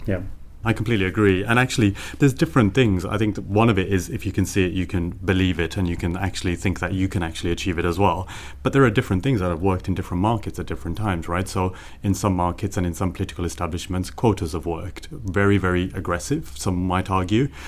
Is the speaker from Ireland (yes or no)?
no; Birmingham, West Midlands, United Kingdom; now in Brussels, Belgium; growing up in Birmingham, in a very, very impoverished area of Birmingham called Sandwell and Dudley.